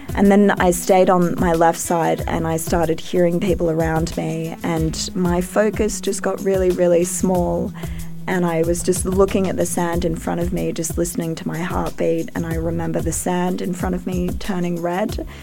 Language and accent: English; Australia; I'm an Australian